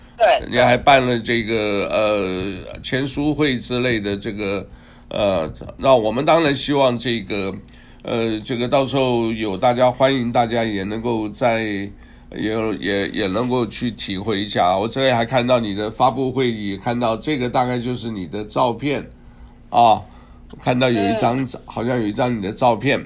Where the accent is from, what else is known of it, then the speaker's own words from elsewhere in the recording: Taiwan; also born or lived in Hunan (ancestral home); now in United States; 我出生，出生长大都在台湾